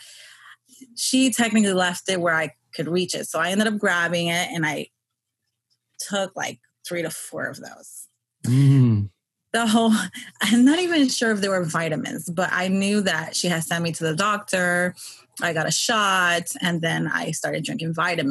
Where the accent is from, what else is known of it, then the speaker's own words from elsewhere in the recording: New York, United States; I was born and raised in New York, Queens